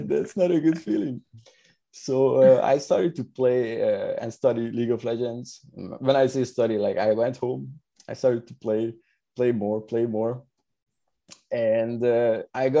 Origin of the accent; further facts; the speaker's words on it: Hungary; moved away as an adult; now in Montreal, Canada; I am from Hungary